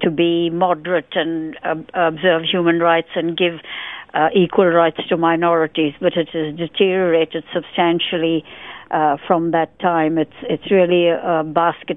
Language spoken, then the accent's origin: English; India; moved away as an adult; now in Australia; I was born in India, pre-partition India, and during my 23 years that I lived in India